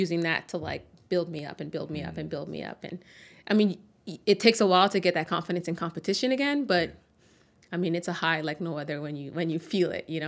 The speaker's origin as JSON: {"language": "English", "town": "Toronto", "region": "Ontario", "country": "Canada", "tie": "born there", "said": "That's I was born in Toronto."}